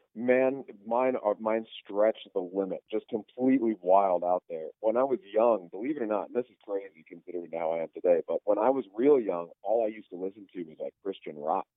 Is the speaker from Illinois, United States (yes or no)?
no; Northwest Indiana, United States; also born or lived in Beaumont, Texas; I was born in Northwest Indiana, but then when I was pretty young, we moved to Texas, down by uh, um, pretty close to Beaumont, okay. Texas, and lived there for a, a something like six or seven years when I was a kid. And then we moved back up to Northwest Indiana, and I was there through like high school and junior high